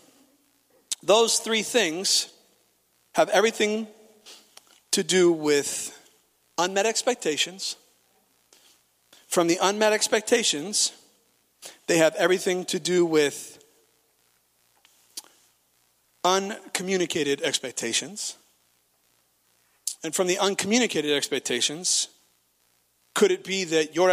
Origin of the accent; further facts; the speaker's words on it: Nebraska, United States; Of course we go to church. We're from Nebraska